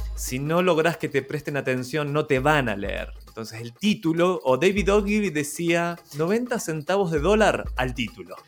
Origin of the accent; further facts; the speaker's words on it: Argentina; now in Chile; ni, siquiera soy chileno, soy argentino viviendo en Chile